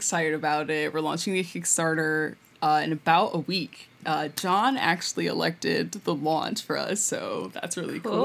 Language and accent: English; Philadelphia, Pennsylvania, United States; I'm from Philly, born and raised